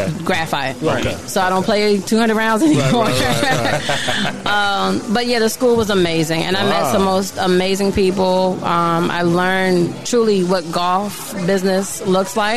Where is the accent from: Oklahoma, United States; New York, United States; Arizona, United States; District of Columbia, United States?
District of Columbia, United States; Washington; I'm a native Washingtonian.